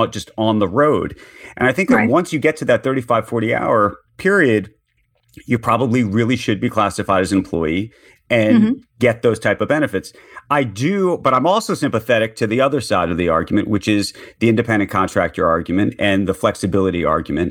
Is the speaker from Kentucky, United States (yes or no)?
no; New York City, New York, United States; a New Yorker